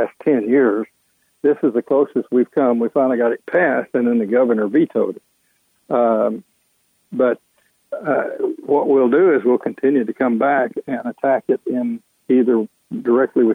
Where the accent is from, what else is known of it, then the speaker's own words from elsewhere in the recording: Texas, United States; now in Georgia, United States; I'm from Texas